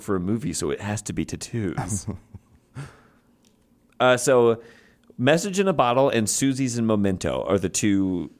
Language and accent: English; Chicago, Illinois, United States; I'm from Chicago. I care about one thing and one thing only, Navy Pier